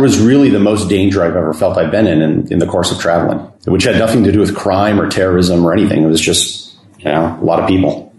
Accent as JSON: {"language": "English", "country": "United States", "moved": "yes"}